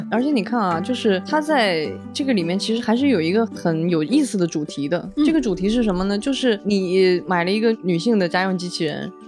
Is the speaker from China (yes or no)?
yes; China; 我们中国人非常熟悉的用热水煮